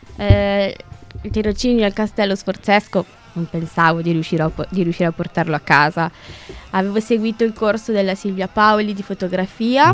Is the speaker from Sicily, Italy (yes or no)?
no; Piacenza, Emilia-Romagna, Italy; also born or lived in Lombardy; Io non sono di Milano, io abito vicino a Piacenza, ho fatto il liceo a Piacenza